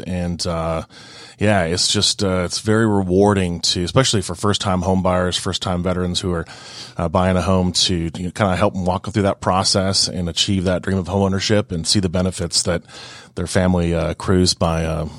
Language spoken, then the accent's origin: English; Seattle, Washington, United States; now in Georgia, United States; Well, I am from all over. I grew up in Seattle, but lived all over the place, out west, a couple of places overseas, ended up in Georgia, I guess about 18 years ago